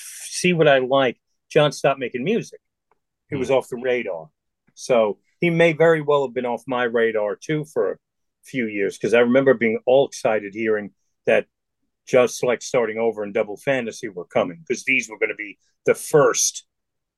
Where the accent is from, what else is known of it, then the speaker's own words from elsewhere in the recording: New York City, New York, United States; I was from the Bronx, and that was my world. My world was my neighborhood.